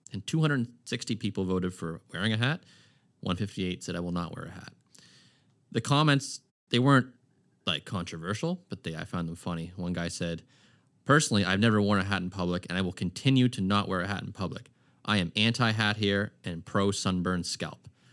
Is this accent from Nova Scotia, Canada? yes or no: yes; Halifax, Nova Scotia, Canada; I grew up in Aaron Cove till I was about, I don't know, eleven or twelve.